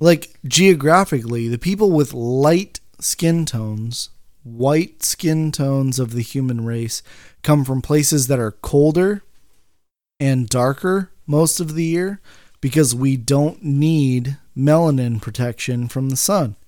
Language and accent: English; Bakersfield, California, United States; moved away as an adult; I'm from Bakersfield